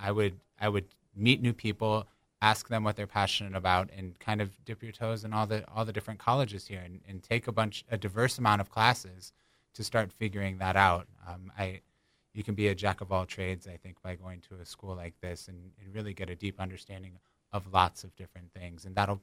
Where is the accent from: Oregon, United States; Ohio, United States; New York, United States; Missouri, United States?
Ohio, United States; Akron; born and raised in Akron, very passionate about the city and everything that goes on there.